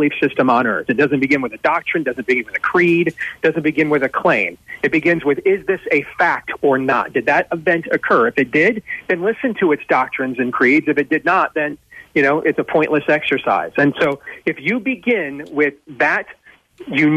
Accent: Wyoming, Michigan, United States; moved away; my former home state, you're broadcasting from when I was growing up in Kent and Ottawa counties

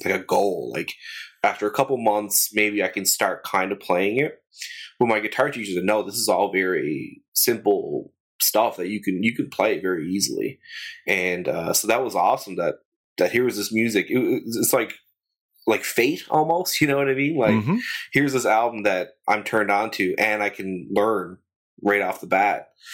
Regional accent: St. John's, Newfoundland and Labrador, Canada; also born or lived in Mount Pearl, Canada; I'm from born and raised in St. John's, and, and I live in, in St. John's, Mount Pearl now

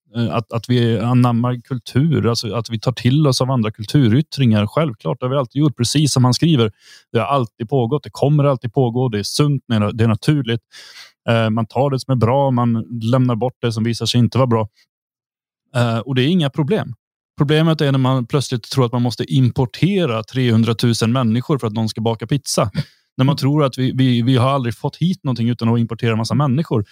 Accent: Sweden; now in Thuringia, Germany; vi är svenskar

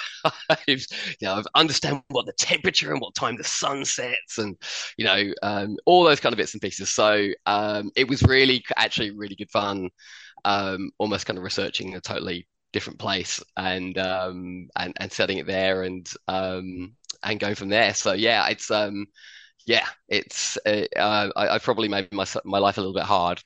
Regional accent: Addlestone, South East England, United Kingdom; moved away as an adult; also born or lived in Chertsey; now in Australia; I was born in St. Peter's Hospital in Chertsey. I grew up in Addlestone.

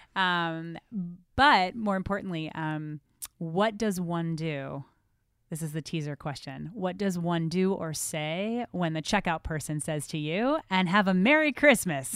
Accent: New Jersey, United States; moved away; I grew up in New Jersey. Yes, I hide it well, but I fully from New Jersey

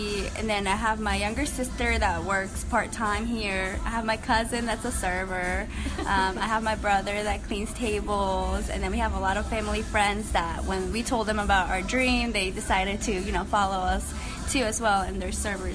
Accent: Toluca, State of Mexico, Mexico; moved away; We're from Toluca

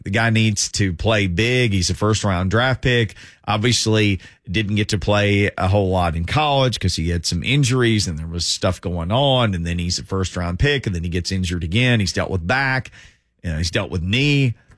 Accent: Arkansas, United States; moved away; I'm from Arkansas, so I know a lot of people from Arkansas being from there

